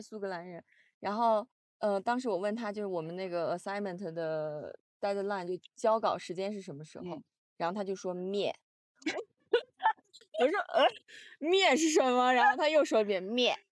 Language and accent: Chinese; Xi'an, Shaanxi, China; moved away; 我作为西安人